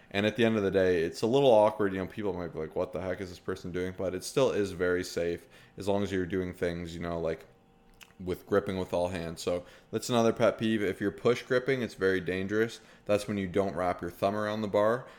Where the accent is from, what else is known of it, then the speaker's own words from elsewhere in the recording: Canada; we're from Canada